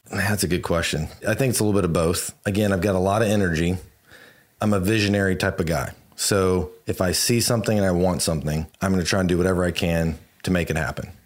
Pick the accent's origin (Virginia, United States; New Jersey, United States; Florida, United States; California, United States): Virginia, United States; now in Houston, United States; I grew up in Virginia and snow would come